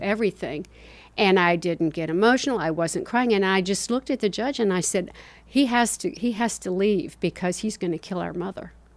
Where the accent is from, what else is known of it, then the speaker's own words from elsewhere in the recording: Spartanburg, South Carolina, United States; also born or lived in Kingsport, Tennessee / Georgia; we finally settled in Spartanburg, South Carolina. And during that time, I went to grammar school and, uh, high school